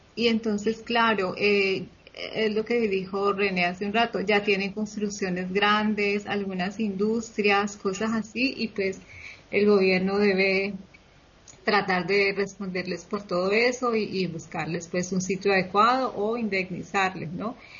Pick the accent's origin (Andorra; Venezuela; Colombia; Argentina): Colombia; now in Spain; mi país